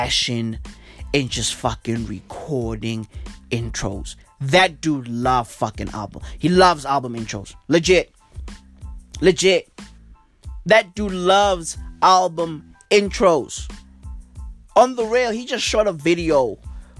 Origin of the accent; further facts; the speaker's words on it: South Africa; I'm from South Africa